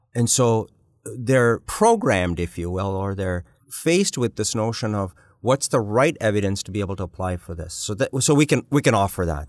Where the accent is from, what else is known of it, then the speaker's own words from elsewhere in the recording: Uganda; now in Canada; I was born in East Africa. I was born in Uganda.